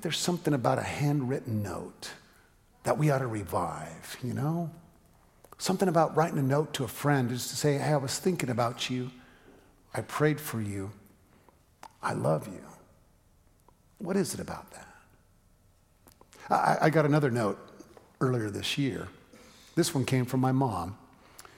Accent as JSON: {"language": "English", "town": "San Francisco", "region": "California", "country": "United States", "also_born_or_lived": "Eugene, Oregon", "moved": "as an adult", "said": "We went to college together in Eugene, Oregon, but I was from San Francisco, and so even though we were in school together the first few years, every summer I went back to San Francisco"}